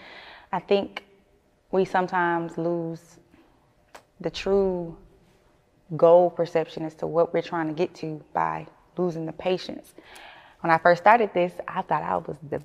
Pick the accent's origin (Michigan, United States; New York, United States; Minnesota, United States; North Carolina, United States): Michigan, United States; Flint; moved away; growing up in Flint, man, everybody's a family